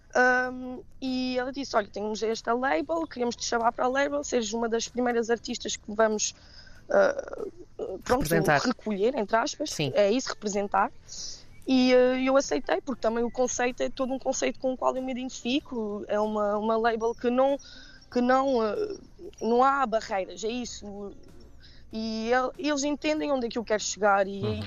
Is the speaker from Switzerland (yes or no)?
yes; Geneva, Switzerland; moved away as an adult; now in Portugal; eu nasci na Suíça, né? Os meus pais são imigrantes. Uhum. Um, ehm, que emigraram nos anos 80 em, em Genebra